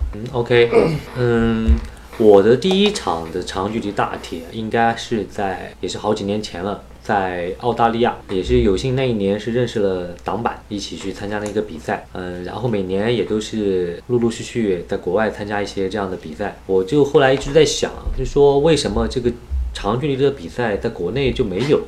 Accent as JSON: {"language": "Chinese", "region": "Anhui", "country": "China", "said": "因为我是安徽人"}